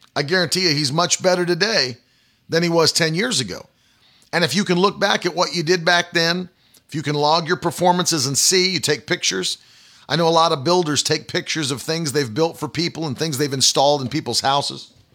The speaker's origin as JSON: {"language": "English", "region": "West Virginia", "country": "United States", "tie": "born or raised there", "moved": "yes", "said": "when I was a, a kid, like, you know, growing up in West Virginia"}